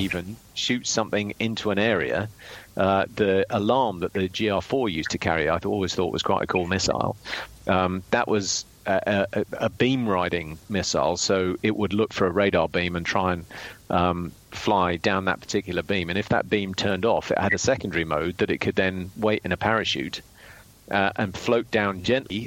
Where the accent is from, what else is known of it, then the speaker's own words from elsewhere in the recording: United Kingdom; as a Brit